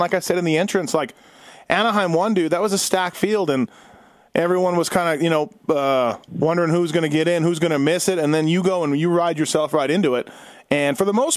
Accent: Canada; moved away as an adult; now in United States; I'm Canadian

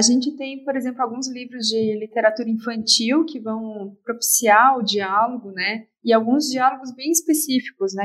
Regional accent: Florianópolis, Santa Catarina, Brazil; eu sou de Florianópolis

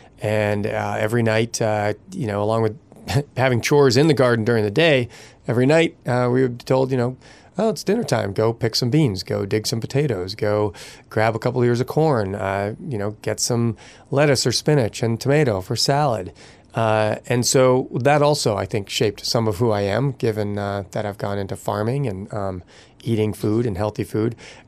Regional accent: Massachusetts, United States; now in Vermont, United States; I grew up outside of Boston. I ultimately moved to Vermont to go to the University of Vermont.

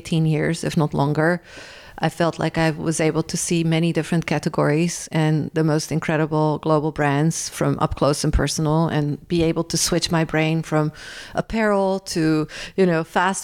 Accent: Rotterdam, South Holland, Netherlands; moved away; my hometown, Rotterdam

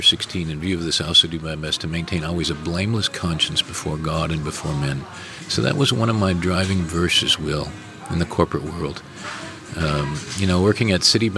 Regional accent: Minnesota, United States; moved away; also born or lived in South Africa; Growing up in Minnesota

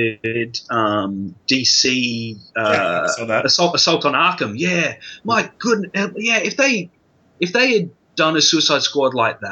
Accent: Australia; for a young teenager growing up in Australia

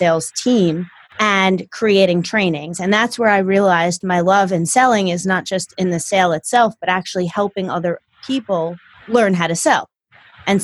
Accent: New Jersey / New York City area, United States; I came from Jersey. Or the New York City area

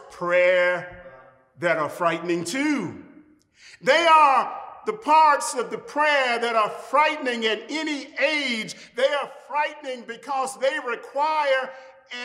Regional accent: Jackson, Mississippi, United States; my hometown of Jackson, Mississippi

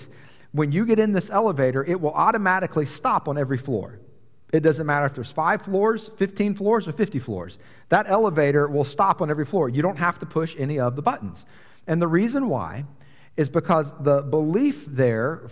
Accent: Atlanta, Georgia, United States; moved away as an adult; also born or lived in New York City; I grew up in Atlanta, a major international city

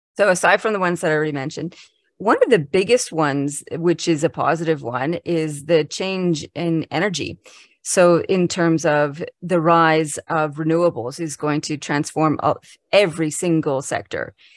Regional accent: Canada; now in Canberra, Australia; I'm Canadian originally, so, but I've been living in Australia since nineteen ninety-six.

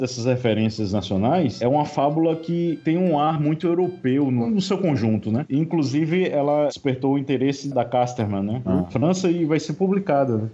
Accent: Paraíba, Brazil; como um bom paraibano

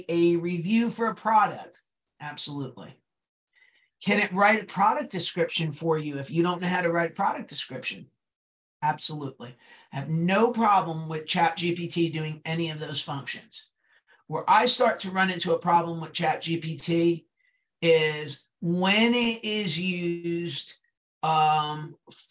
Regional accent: New Jersey, United States; accent: Brooklyn; also born or lived in Brooklyn; I'm from New Jersey and I kind of sound like I crawled out of Brooklyn

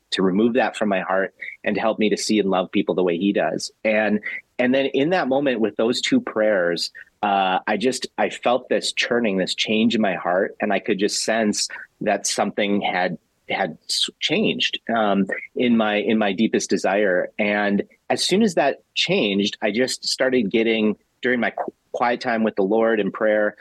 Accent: Bismarck, North Dakota, United States; I grew up in Bismarck, North Dakota

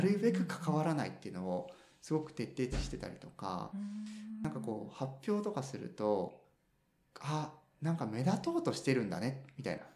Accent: Makinohara, Shizuoka, Japan; born or raised there; moved away as an adult; also born or lived in Tokyo / Nagano; now in Fukuoka, Japan

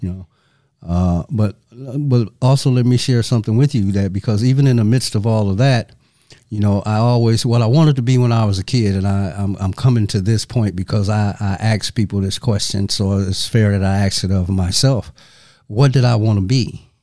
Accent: Saginaw, Michigan, United States; moved away; also born or lived in Madison, Wisconsin; I'm originally from Saginaw, Michigan. And Saginaw is approximately 100 miles north of Detroit. So coming up, I spent a lot of time in those surrounding areas

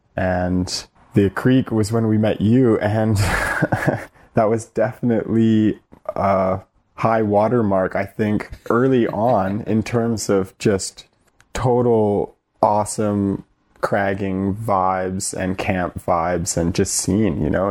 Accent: North Vancouver, British Columbia, Canada; I, I was born in North Vancouver

